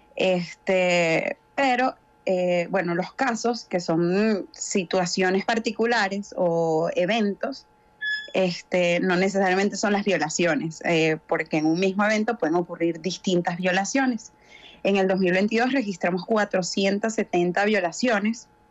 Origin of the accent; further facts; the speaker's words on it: Venezuela; una sociedad como la nuestra, como la venezolana